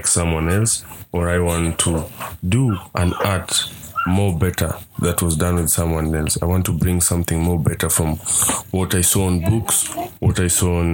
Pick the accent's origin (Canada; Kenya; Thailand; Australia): Kenya; Nairobi; I'm a documentary photographer based in Nairobi and born and raised in Kibera slums.